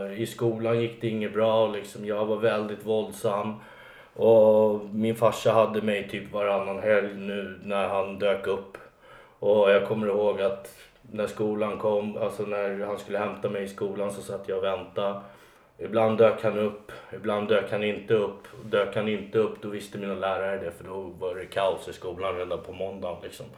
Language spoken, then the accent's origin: Swedish; Alby, Stockholm County, Sweden; jag är uppvuxen i en förort som heter Alby.